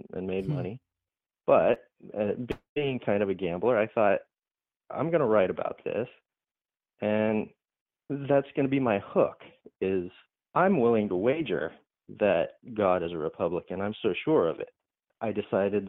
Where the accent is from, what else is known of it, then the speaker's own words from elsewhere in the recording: Huntington Beach, California, United States; I grew up in Southern California. I was born in Huntington Beach, and I've pretty much lived here my whole life